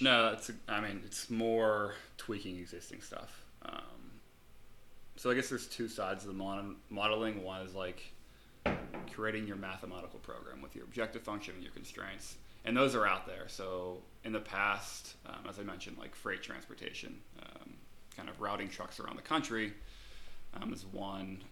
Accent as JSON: {"language": "English", "town": "Pittsburgh", "region": "Pennsylvania", "country": "United States", "moved": "yes", "said": "I'm from Pittsburgh originally"}